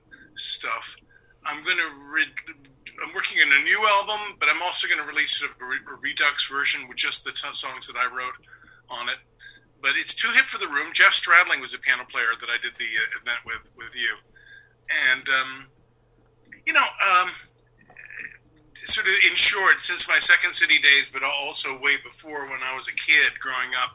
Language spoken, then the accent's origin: English; London, Ontario, Canada; I'm from London, Ontario, which is 2 hours from Toronto